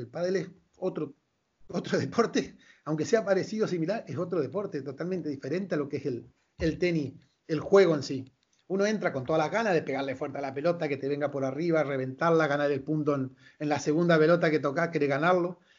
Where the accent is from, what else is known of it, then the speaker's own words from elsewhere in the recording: Malabrigo, Santa Fe, Argentina; yo soy de Malabrigo. Malabrigo es un pueblo pequeño de 7.000, 8.000 habitantes